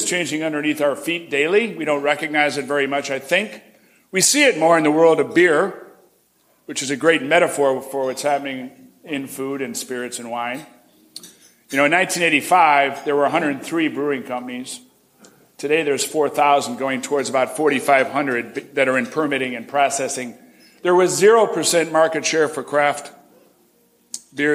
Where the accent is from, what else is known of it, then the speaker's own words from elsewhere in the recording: Chicago, Illinois, United States; now in Detroit, United States; I grew up in Chicago